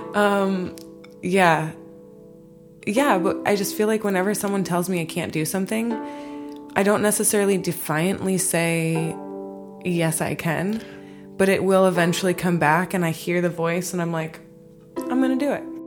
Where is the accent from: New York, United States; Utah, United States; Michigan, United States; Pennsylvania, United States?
Michigan, United States; also born or lived in Hawaii; now in Los Angeles, United States; Michigan. I'm from